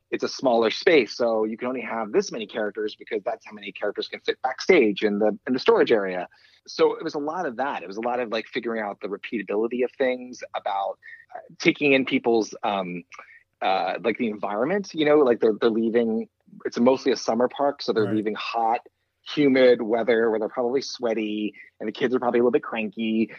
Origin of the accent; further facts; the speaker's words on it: East Coast, United States; I grew up on the East Coast